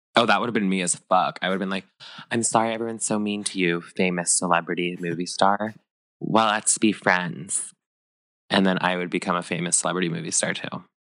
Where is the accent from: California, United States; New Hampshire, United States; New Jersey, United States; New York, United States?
California, United States; Northern; me growing up in Northern California